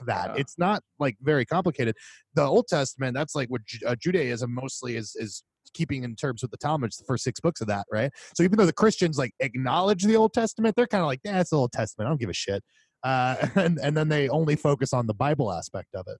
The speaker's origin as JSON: {"language": "English", "town": "Tampa", "region": "Florida", "country": "United States", "moved": "yes", "said": "we are from Tampa. We still have 813 numbers, even though we are so far from the 813 area code"}